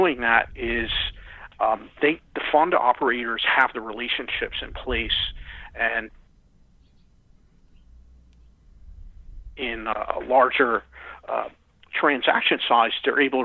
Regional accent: Philadelphia, Pennsylvania, United States; I'm from Philadelphia

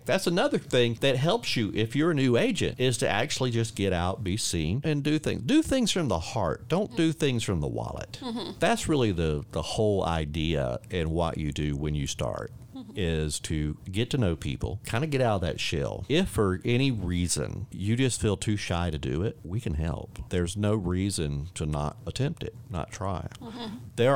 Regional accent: Warner Robins, Georgia, United States; now in Panama City Beach, United States; I'm originally from Warner Robins, Georgia

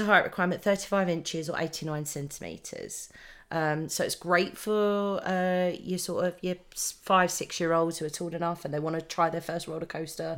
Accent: United Kingdom; we're British

